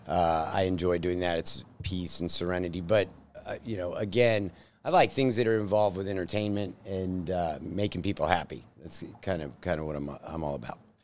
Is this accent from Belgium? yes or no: no; Plano, Texas, United States; born in Plano, so native Texan